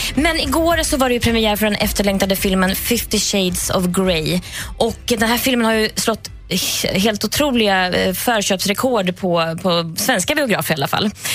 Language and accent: Swedish; Värmland, Sweden; Jag är från Värmland